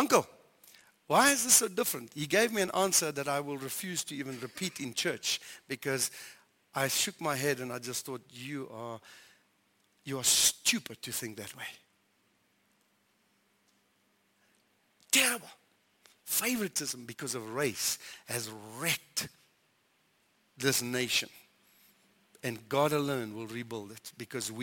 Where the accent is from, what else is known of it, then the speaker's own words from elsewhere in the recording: South Africa; we're South African